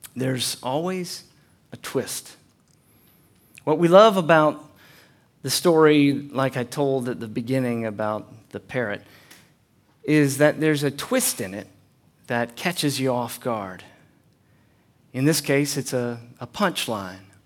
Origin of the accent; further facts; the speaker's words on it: United States; moved away; also born or lived in Chattanooga; I'm from North Carolina, East Tennessee area